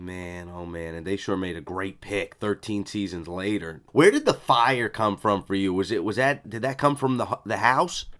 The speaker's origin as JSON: {"language": "English", "region": "East Coast", "country": "United States", "tie": "born or raised there", "said": "I grew up on the East Coast"}